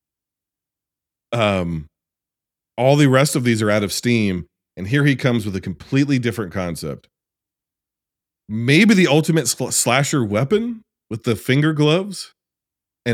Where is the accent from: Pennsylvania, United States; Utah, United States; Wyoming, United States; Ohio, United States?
Ohio, United States; I am from Ohio